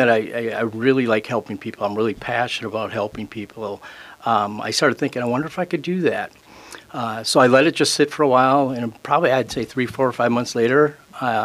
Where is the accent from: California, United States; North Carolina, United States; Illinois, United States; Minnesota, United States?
Minnesota, United States; Bloomington; I grew up in Bloomington